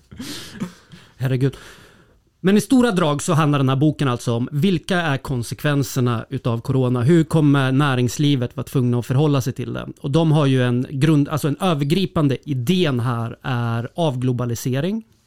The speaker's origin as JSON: {"language": "Swedish", "region": "Södermanland", "country": "Sweden", "said": "Jag är ju sörmlänning"}